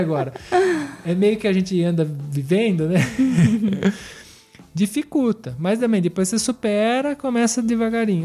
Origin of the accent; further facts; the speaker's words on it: Brazil; now in Piedmont, Italy; nosso sentido brasileiro